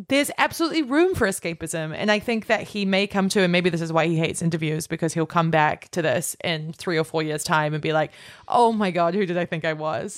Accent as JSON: {"language": "English", "country": "Australia", "moved": "yes", "lives_now": "United States"}